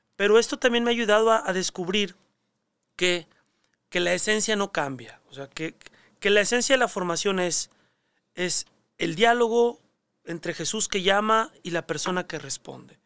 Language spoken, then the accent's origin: Spanish; Monterrey, Nuevo León, Mexico; moved away; also born or lived in Mexico City; mi vocación está arraigada a mi terruño, a Monterrey, a mi familia. La experiencia de iglesia que yo viví en mi parroquia en Monterrey